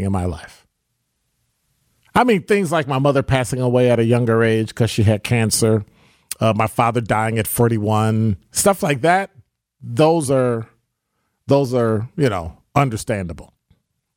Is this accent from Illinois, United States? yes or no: yes; Chicago, Illinois, United States; moved away as an adult; now in Milwaukee, United States; I was born and raised in Chicago